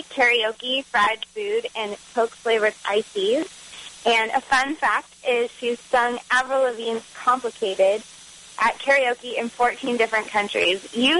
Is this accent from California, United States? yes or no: yes; Los Angeles, California, United States; I'm born and raised in Los Angeles.